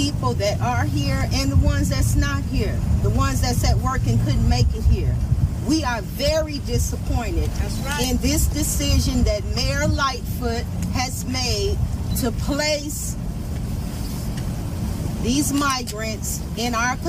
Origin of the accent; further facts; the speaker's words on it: Chicago, Illinois, United States; I am a child of Woodlawn. I was born and raised in Woodlawn.